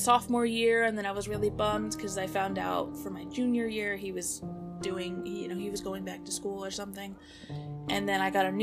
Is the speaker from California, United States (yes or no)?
yes; Bay Area, California, United States; also born or lived in San Diego; I work with Bay Area Community Resources. I work for an after-school program at the middle school that I actually went to.